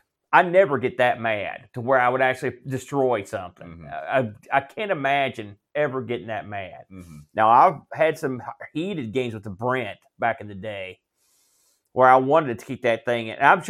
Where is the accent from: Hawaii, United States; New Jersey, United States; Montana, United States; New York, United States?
New Jersey, United States; I'm from New Jersey.